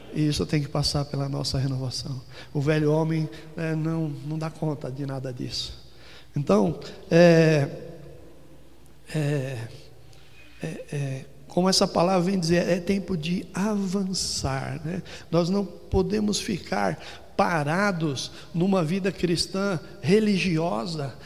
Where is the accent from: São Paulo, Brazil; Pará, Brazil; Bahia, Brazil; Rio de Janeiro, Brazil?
São Paulo, Brazil; also born or lived in Ribeirão Preto / Campinas; cresci toda a minha infância aqui na Zona Norte